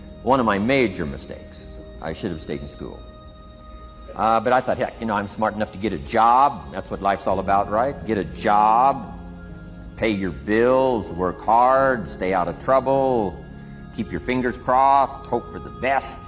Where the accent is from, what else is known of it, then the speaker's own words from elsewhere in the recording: Idaho, United States; I grew up in Idaho, farm country, southwest corner of Idaho